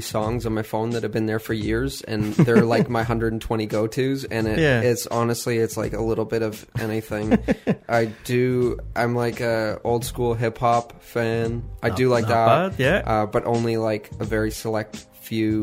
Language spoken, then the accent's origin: English; Toronto, Ontario, Canada; also born or lived in Carrickfergus; now in Houston, United States; growing up in Toronto